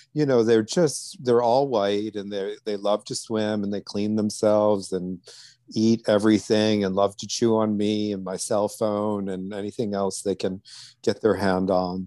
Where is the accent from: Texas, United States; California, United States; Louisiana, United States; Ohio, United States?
Louisiana, United States; outside of New Orleans; now in Millbrook, New York, United States; I grew up some outside of New Orleans